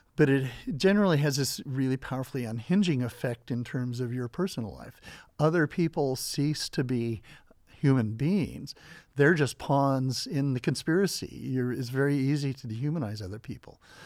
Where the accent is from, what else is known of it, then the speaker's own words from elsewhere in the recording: Southern Idaho, United States; I grew up in Southern Idaho